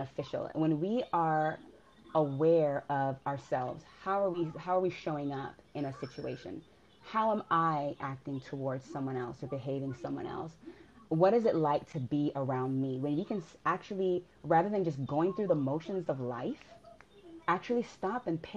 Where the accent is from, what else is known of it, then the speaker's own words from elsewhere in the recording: Miami, Florida, United States; moved away as an adult; now in Atlanta, United States; I grew up in Miami